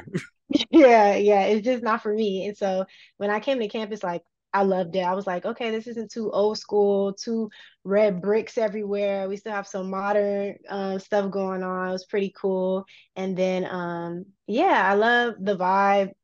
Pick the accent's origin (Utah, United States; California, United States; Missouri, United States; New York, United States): California, United States; Los Angeles; moved away as an adult; also born or lived in Louisiana; now in San Diego, United States; I love my hometown